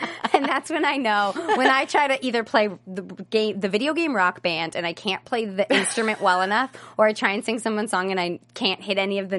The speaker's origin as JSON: {"language": "English", "region": "Virginia", "country": "United States", "moved": "yes", "lives_now": "Los Angeles, United States", "said": "I'm from Virginia, and I am used to people holding those doors."}